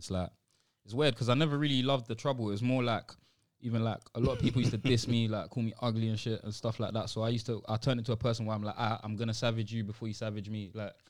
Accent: Sierra Leone; Like, I'm from Sierra Leone where it's like, you can't step out of a car without people coming up to you with their hand at its peak, you get me?

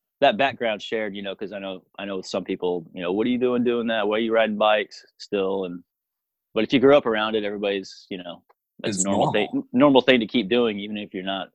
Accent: Piedmont, Oklahoma, United States; I grew up in Oklahoma. Piedmont is the name of the town, a little bitty town. It's outside of Oklahoma City

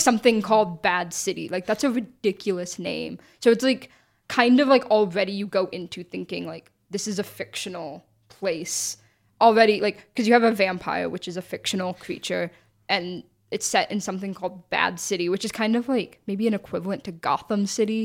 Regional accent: United States; us as like American viewers

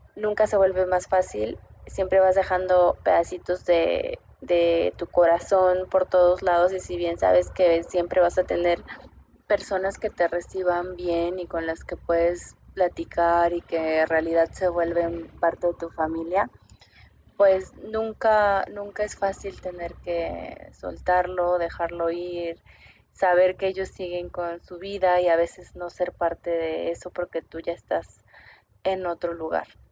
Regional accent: Mexico City, Mexico; moved away as an adult; also born or lived in Bogotá, Colombia; now in Santiago, Chile; nací en Ciudad de México, hija de papá veracruzano y mamá oaxaqueña. En este momento vivo entre Bogotá

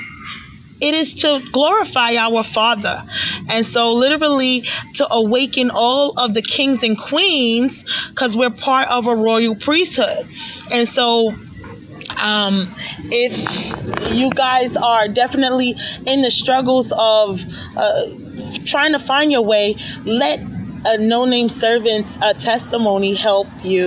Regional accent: New York City, New York, United States; now in Long Island, United States; I'm from New York, right? And so the part of town that I came from is East New York, where a lot of the people that I grew up

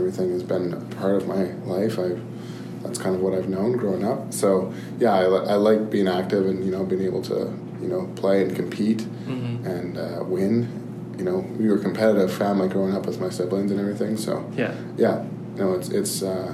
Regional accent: Calgary, Alberta, Canada; also born or lived in Edmonton; now in Boston, United States; I was born in Edmonton, moved to Calgary when I was two. Mm-hmm. So pretty much born and raised in Calgary

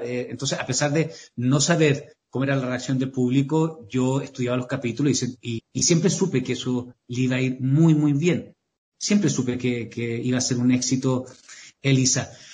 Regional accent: Temuco, Araucanía, Chile; yo soy, soy sureño, soy de la novena región, soy de Temuco.

